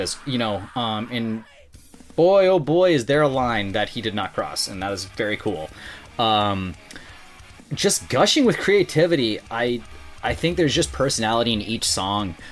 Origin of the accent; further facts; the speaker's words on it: North Dakota, United States; I'm from North Dakota